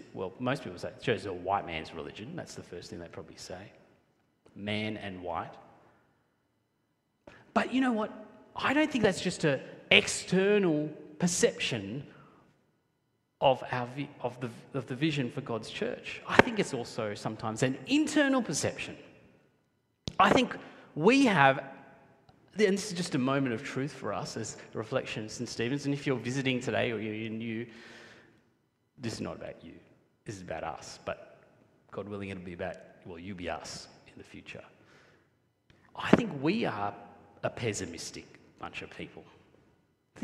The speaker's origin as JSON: {"language": "English", "country": "Sri Lanka", "moved": "yes", "lives_now": "Australia", "said": "I'm originally from Sri Lanka"}